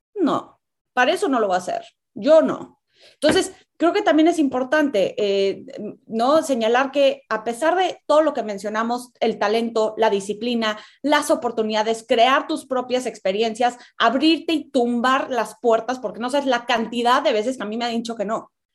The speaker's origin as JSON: {"language": "Spanish", "country": "Mexico"}